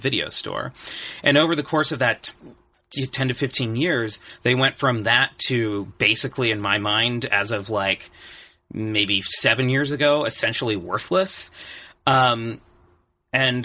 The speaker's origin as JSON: {"language": "English", "region": "Oregon", "country": "United States", "tie": "born or raised there", "moved": "as an adult", "lives_now": "Los Angeles, United States", "said": "growing up in Oregon, never having visited California until I was 22"}